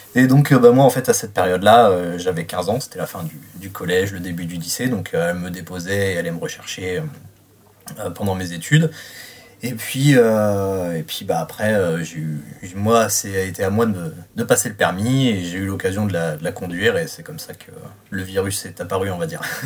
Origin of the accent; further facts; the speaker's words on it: Reims, Grand Est, France; j'ai 33 ans, je viens de Reims